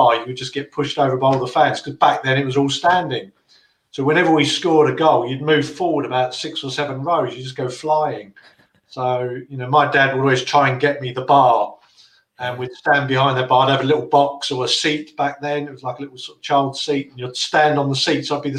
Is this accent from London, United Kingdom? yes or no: yes; Plumstead, London, United Kingdom; born there; But, I mean, as it happens, I was born in Plumstead. So I was kind of the, I'm the sort of, I'll say first generation, a generation that's popped out of the East End.